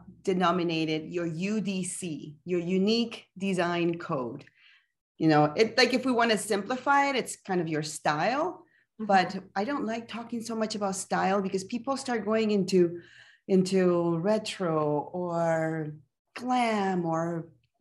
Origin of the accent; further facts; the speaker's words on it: Panama; now in Calgary, Canada; I am originally from Panama